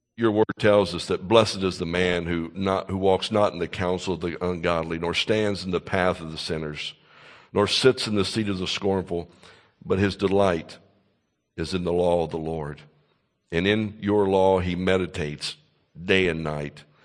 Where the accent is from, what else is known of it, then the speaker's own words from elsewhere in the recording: Kentucky, United States; moved away; my home state of Kentucky